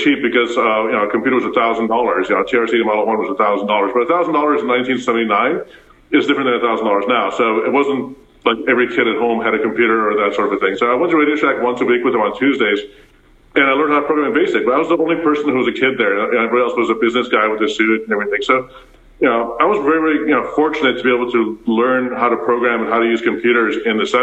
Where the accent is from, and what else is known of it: Cleveland, Ohio, United States; born or raised there; first language Afrikaans; English is a second language; also born or lived in Pretoria, South Africa